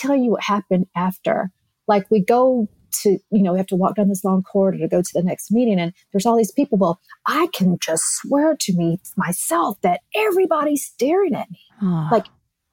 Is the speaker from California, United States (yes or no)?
no; Tennessee, United States; now in Florida, United States; I'm from Tennessee